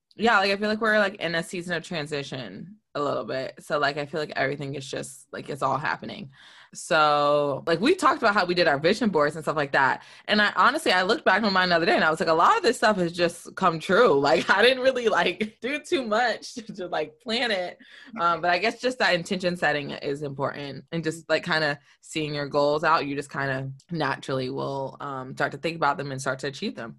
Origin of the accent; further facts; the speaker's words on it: the South, United States; also born or lived in New York; now in Detroit, United States; growing up in the South